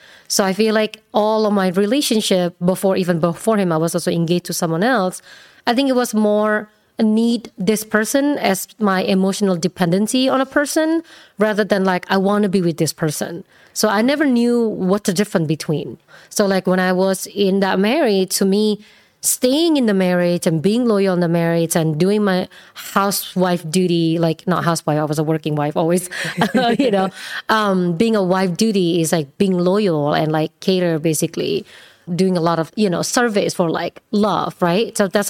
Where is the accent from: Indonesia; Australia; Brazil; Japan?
Indonesia; English is a second language; moved away as an adult; now in United States; Originally? Indonesia.